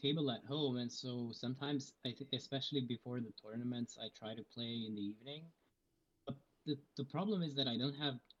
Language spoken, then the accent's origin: English; Moscow, Russia; now in Connecticut, United States; Yeah, I was born in Moscow. I'm originally from Russia.